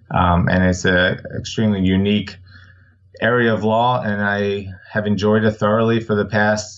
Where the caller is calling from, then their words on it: Silver Spring, Maryland, United States; Calling in from Silver Spring, Maryland.